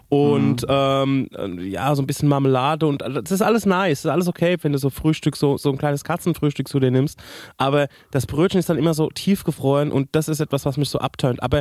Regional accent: Spain; Also ich bin ja in Spanien de facto aufgewachsen.

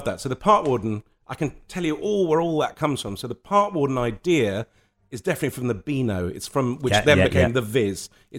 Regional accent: Lebanon; And that came from growing up in Lebanon and from going to boarding school where you were told what size your tie had to be.

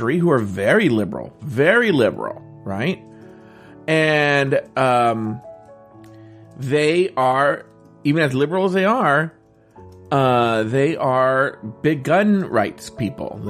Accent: Orange County, California, United States; I grew up in Orange County, California, which is very conservative

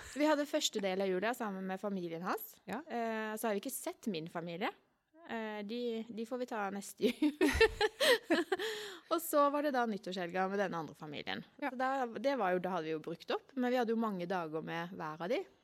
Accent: Arendal, Agder, Norway; Hjembyen min

